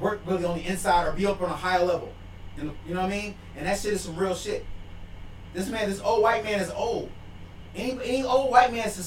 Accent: Chicago, Illinois, United States; also born or lived in Champaign, Illinois; I'm from Chicago, man. I was born in Champaign, Brad, Illinois, man. And I'm from Chicago

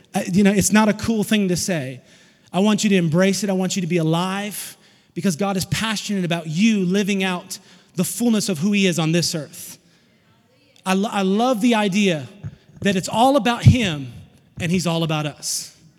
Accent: Fort Smith, Arkansas, United States; also born or lived in Alma, Arkansas / Van Buren, Arkansas; now in Chattanooga, United States; Fort Smith, Arkansas was where I was born in a garage apartment

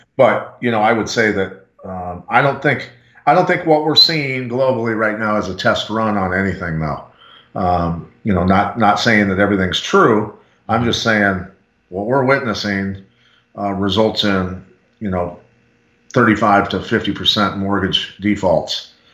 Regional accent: Bettendorf, Iowa, United States; here in my hometown of Bettendorf, Iowa

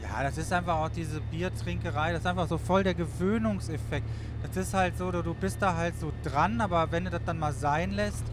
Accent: Wuppertal, North Rhine-Westphalia, Germany; born or raised there

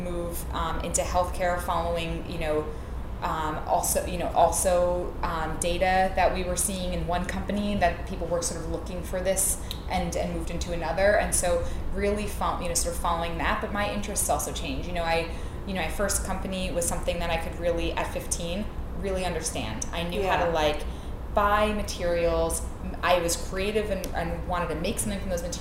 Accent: New York City, New York, United States; I grew up in Queens, so I'm from New York

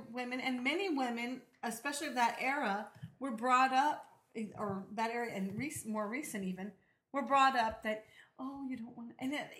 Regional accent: United States; of course, I'm American

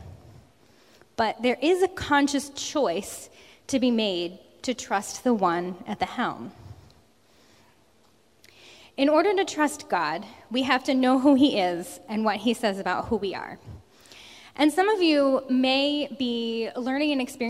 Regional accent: New Jersey, United States; moved away as an adult; now in Massachusetts, United States; I grew up in South Jersey

